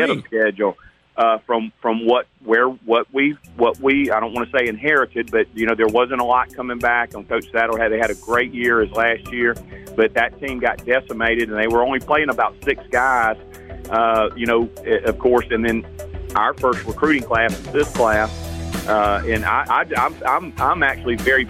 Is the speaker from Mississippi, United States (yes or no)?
yes; Hattiesburg, Mississippi, United States; I'm from Hattiesburg and grew up in a Southern Miss fan